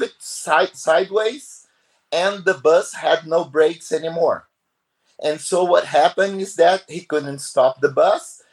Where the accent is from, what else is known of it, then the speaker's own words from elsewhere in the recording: Brazil; I come and here from Brazil